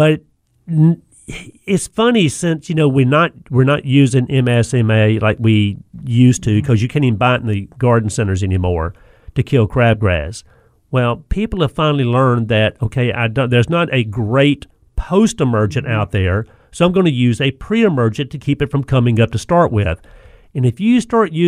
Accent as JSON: {"language": "English", "region": "the South", "country": "United States", "tie": "born or raised there", "said": "growing up in the South"}